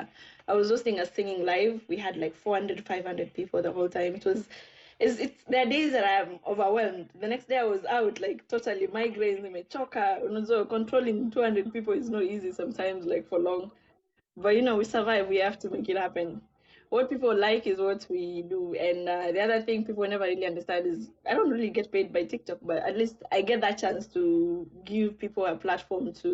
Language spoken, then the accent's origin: English; Kenya; Being Kenyan is one thing